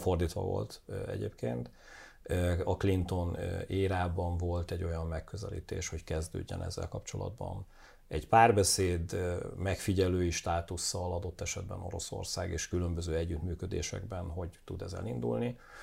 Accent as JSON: {"language": "Hungarian", "country": "Hungary"}